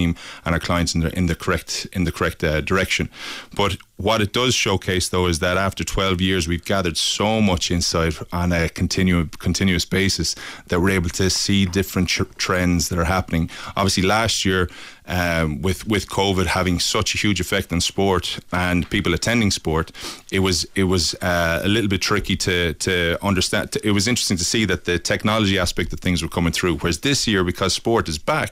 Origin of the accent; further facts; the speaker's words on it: Limerick, Munster, Ireland; I'm from Limerick originally